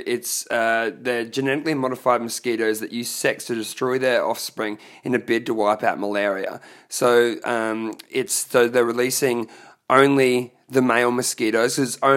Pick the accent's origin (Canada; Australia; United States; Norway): Australia; Brisbane, Queensland; growing up in Brisbane and the Fortitude Valley